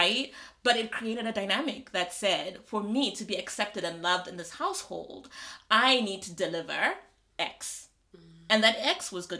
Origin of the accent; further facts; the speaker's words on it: Malawi; moved away as an adult; also born or lived in South Africa; I'm from Malawi